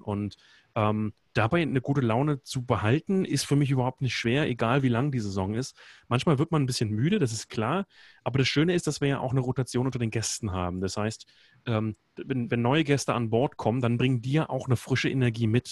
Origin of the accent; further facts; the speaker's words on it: Berlin, Germany; moved away as an adult; also born or lived in Iceland; bin geboren in Berlin, habe die letzten Jahre aber in Island gelebt